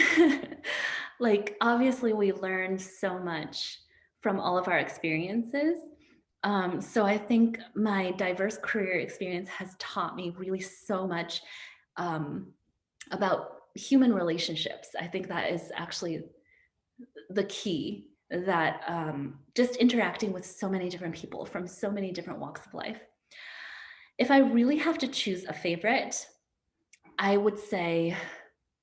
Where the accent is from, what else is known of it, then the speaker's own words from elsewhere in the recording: rural Minnesota, United States; moved away; also born or lived in Atlanta, Georgia; I was born in Atlanta, Georgia, and spent most of my childhood and upbringing in Minnesota